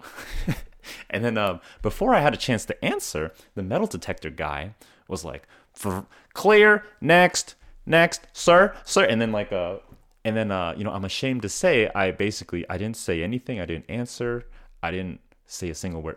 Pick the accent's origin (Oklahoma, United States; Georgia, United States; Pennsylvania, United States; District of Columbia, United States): Oklahoma, United States; I'm from Oklahoma